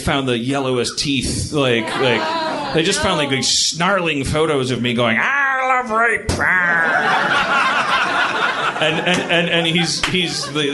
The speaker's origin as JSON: {"language": "English", "country": "United States", "said": "I'm an American."}